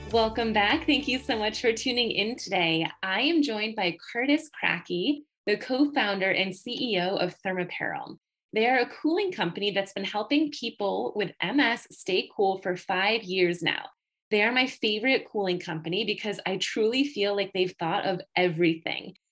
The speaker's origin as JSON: {"language": "English", "town": "Batavia", "region": "New York", "country": "United States", "tie": "born or raised there", "said": "I grew up in Batavia, New York, which is anywhere from 35 to 45 minutes from Rochester"}